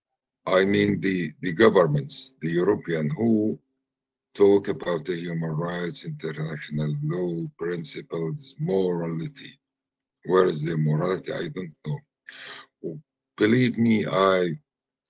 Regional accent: Khan Yunis, Gaza Strip, Palestine; English is a second language; Originally, I'm from Khan Yunis. I came back to the family home.

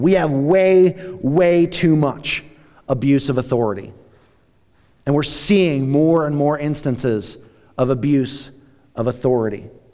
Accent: United States; us as American Christians

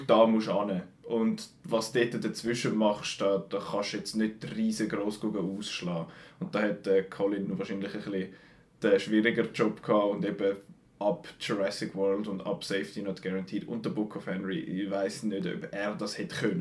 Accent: Switzerland; bei uns in der Schweiz

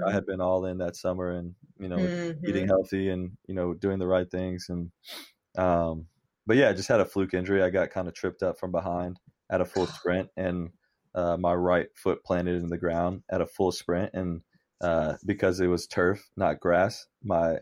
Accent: Orlando, Florida, United States; moved away as an adult; also born or lived in New Orleans, Louisiana; now in Cincinnati, United States; I was born in New Orleans. And then I grew up in Orlando, Florida

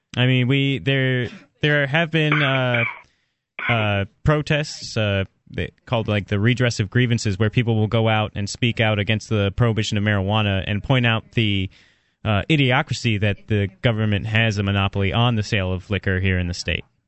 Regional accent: Florida, United States; moved away; I'm from Florida

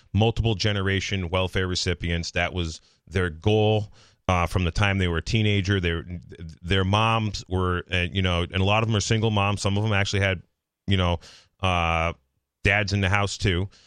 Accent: Massachusetts, United States; I'm from Massachusetts. Uh, like, literally fifty-eight miles from right here.

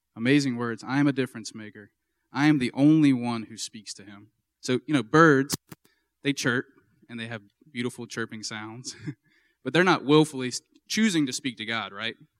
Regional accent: Baton Rouge, Louisiana, United States; also born or lived in Minnesota; I'm from Baton Rouge, and I went to Saint Michael High School

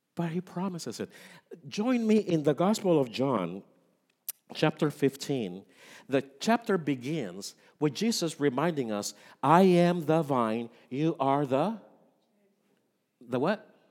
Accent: Puerto Rico; moved away; I am from Puerto Rico, and in Puerto Rico, the three wise men are very important. for our, our culture

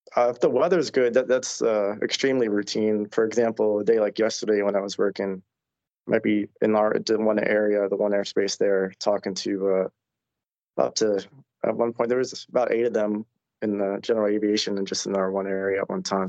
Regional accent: Long Island, New York, United States; moved away as an adult; now in Fort Worth, United States; I'm from Long Island

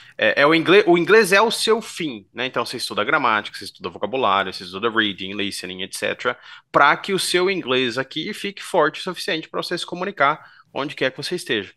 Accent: Bauru, São Paulo, Brazil; sou natural de Bauru, tenho 34 anos.

